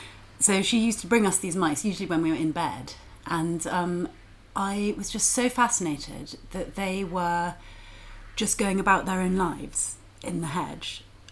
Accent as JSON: {"language": "English", "town": "Yeovil", "region": "South West England", "country": "United Kingdom", "tie": "born or raised there", "said": "Near Yeovil."}